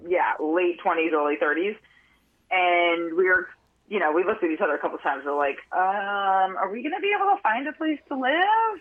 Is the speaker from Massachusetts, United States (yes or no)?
yes; outside of Boston, Massachusetts, United States; moved away as an adult; also born or lived in Park City, Utah; now in Vermont, United States; I grew up outside of Boston